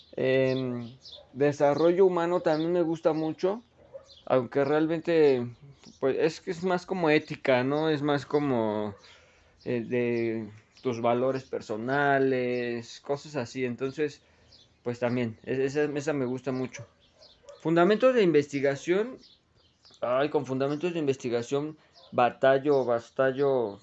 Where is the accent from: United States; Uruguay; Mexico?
Mexico; also born or lived in Ecatepec, State of Mexico; como buen mexicano